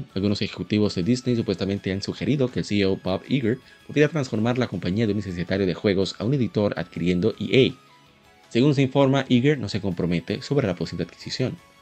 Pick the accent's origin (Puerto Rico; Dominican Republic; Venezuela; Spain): Dominican Republic; como decimos en República Dominicana